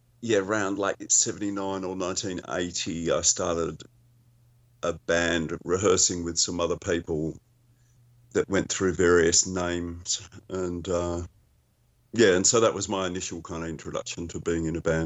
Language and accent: English; Melbourne, Victoria, Australia; Yes, yeah. That's where I am, too.